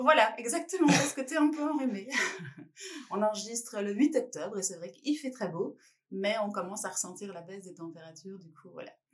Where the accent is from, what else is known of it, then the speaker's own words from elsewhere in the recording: France; en tant que Française